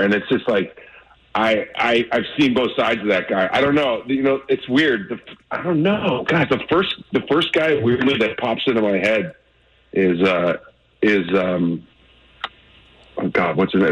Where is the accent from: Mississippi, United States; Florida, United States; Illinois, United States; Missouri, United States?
Missouri, United States; Normandy; I'm not from Ladue or Clayton or any of that. I'm from uh, Normandy